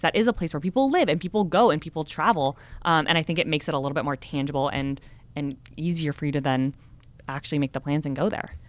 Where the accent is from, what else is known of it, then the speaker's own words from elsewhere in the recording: California, United States; I just moved to San Diego 6 months ago and I despite growing up in California